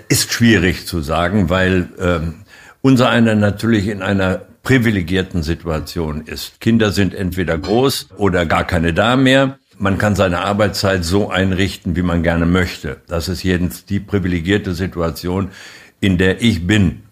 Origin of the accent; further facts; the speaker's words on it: Germany; wir als Deutsche, als die wichtige Exportnation, die wir ja nun einmal sind